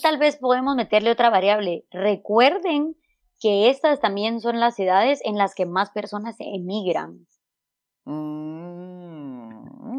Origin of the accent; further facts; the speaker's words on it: Huehuetenango, Guatemala; moved away as an adult; regreso a Huehuetenango, que es donde vive mi familia, donde yo nací, donde yo crecí